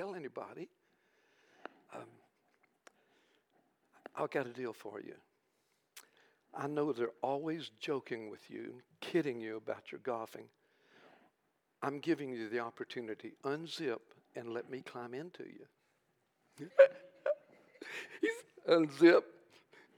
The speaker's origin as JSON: {"language": "English", "country": "United States", "said": "we're from America"}